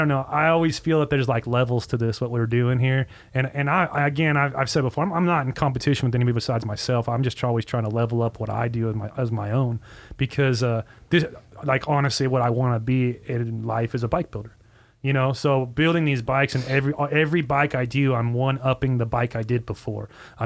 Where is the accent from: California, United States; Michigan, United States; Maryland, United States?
California, United States; Hesperia; moved away as an adult; also born or lived in Orange County, California; I'm from California, but basically, I lived in Hesperia, which is the top of the Cajon Pass, yeah. since I was 2 years old till I was like 30. I think mm-hmm. I moved out when I was 32.